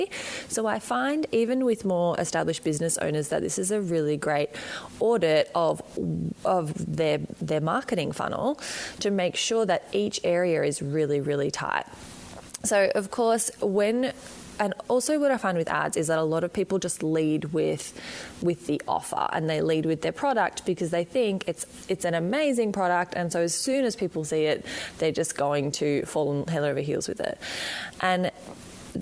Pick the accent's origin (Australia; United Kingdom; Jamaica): Australia; accent: Australian; as you can probably hear from my accent, I am right down the bottom in Australia